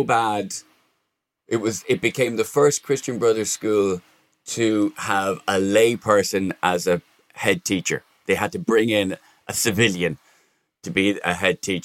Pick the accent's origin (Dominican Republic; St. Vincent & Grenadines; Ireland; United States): Ireland; now in England; I was from Broadmeadow.